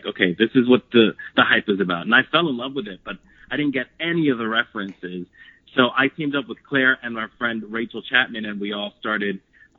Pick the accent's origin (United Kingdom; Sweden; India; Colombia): Colombia; Palmira, Valle del Cauca; I'm from Palmira, but Cali's like the closest city from where I live.